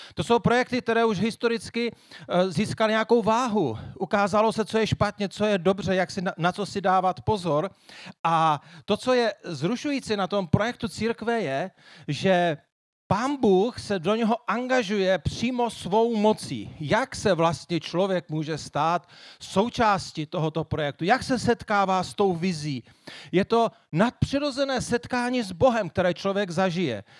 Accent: Moravian Wallachia, Zlín Region, Czechia; já se dál hrdě hlásím tomu, že jsem Valach

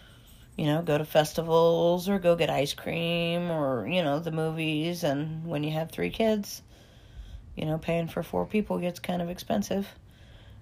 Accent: Osage County, Missouri, United States; also born or lived in Des Moines, Iowa; Here, Osage County and Polk County, Iowa, Des Moines. I was here during the school year, and every other Christmas I was in Iowa

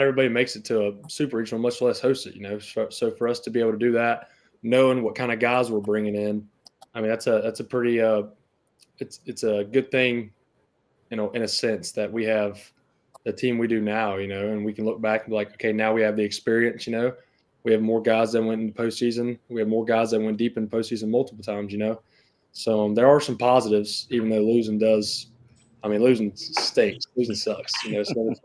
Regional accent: Vancleave, Mississippi, United States; I grew up in Van Cleve. Went to Van Cleve schools all my life.

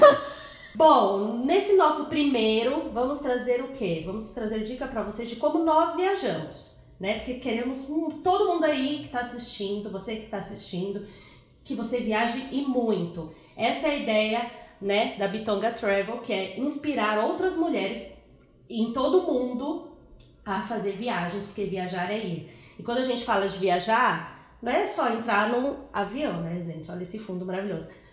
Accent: São Paulo, Brazil; eu sou de São Paulo e os meus pais são de Minas

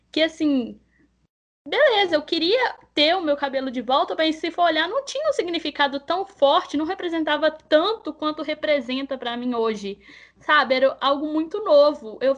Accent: Belo Horizonte, Minas Gerais, Brazil; Eu tenho 22 anos, sou natural de Belo Horizonte.

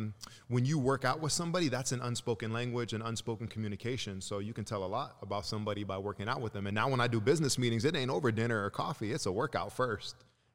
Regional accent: Chicago, Illinois, United States; also born or lived in Lagos, Nigeria / California; So, I was born in Chicago, Illinois, and when I was 2 weeks old, my mom, my dad, my brother, and I, we moved back home to Nigeria, and so we were in Lagos for about 3 years, and then we moved back to Chicago

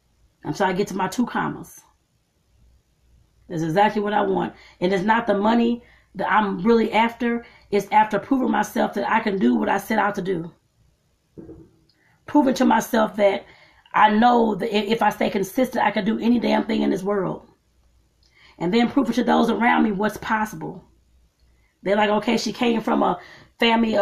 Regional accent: United States; starting here in my home country

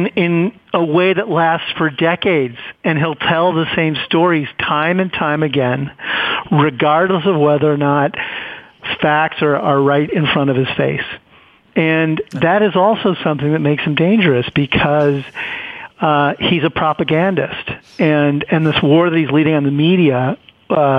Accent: Chicago, Illinois, United States; I grew up in Chicago

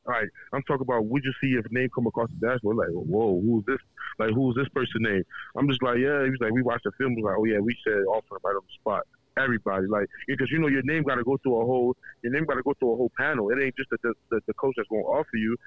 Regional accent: Baltimore, Maryland, United States; raised and born in Baltimore, Maryland, but I'm Nigerian descent

